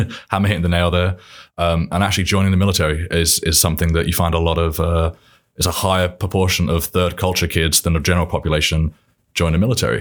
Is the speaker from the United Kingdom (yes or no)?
yes; Milton Keynes, South East England, United Kingdom; accent: British; now in Indiana, United States; I'm from England, from Milton Keynes, just northwest of London